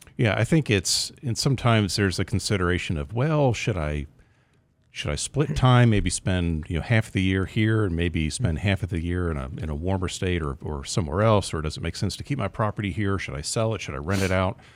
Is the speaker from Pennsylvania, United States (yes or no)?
yes; Pennsylvania, United States; now in Texas, United States; I'm from Pennsylvania originally